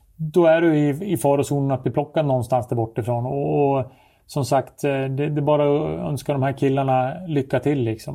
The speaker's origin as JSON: {"language": "Swedish", "town": "Surahammar", "region": "Västmanland", "country": "Sweden", "said": "när jag spelade hemma i Surahammar"}